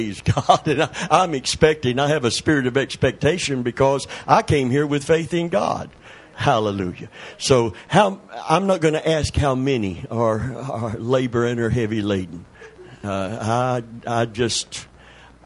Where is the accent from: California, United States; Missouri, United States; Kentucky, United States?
Kentucky, United States; Middlesboro; the town that I was born in Kentucky